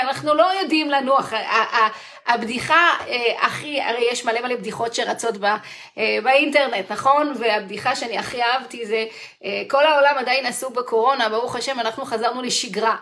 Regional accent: Israel

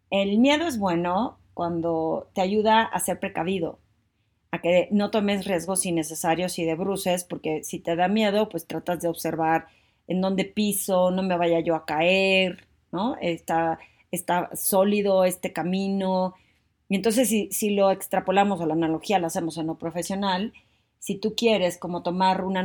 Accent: Torreón, Coahuila, Mexico; now in Mexico City, Mexico; como yo cuando me vine de Torreón a la Ciudad de México, pues no me dio miedo, sentía emoción, una nueva vida

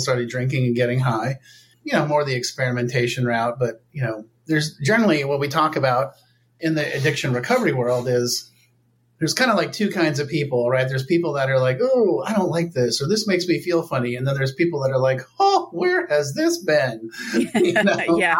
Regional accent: Palo Alto, California, United States; I grew up in Palo Alto, California.

